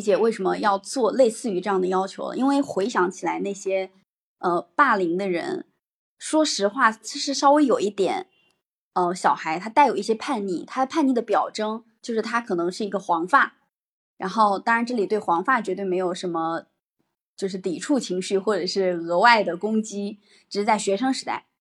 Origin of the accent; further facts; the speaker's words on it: Hebi, Henan, China; 我的家乡，我的家乡，啊，具体的地方是河南鹤壁